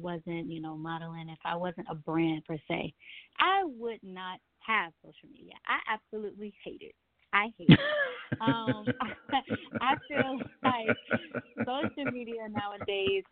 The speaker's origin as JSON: {"language": "English", "town": "Houston", "region": "Texas", "country": "United States", "tie": "born or raised there", "also_born_or_lived": "Kansas City, Missouri", "moved": "yes", "lives_now": "Atlanta, United States", "said": "I am from Kansas City, Missouri, but I was raised in Houston and then made my way to Atlanta, Georgia"}